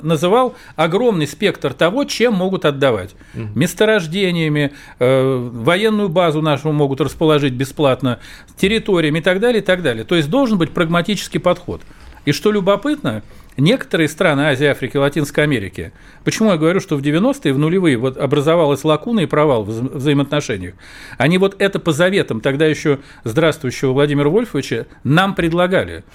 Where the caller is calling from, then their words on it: Novosibirsk, Novosibirsk Oblast, Russia; Я звоню из Новосибирска